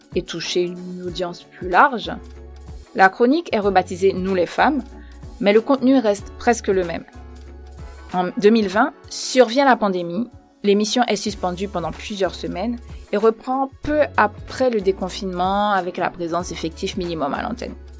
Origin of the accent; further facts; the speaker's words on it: Port-au-Prince, Ouest, Haiti; moved away as an adult; now in France; Je suis née à Port-au-Prince en Haïti en 1987.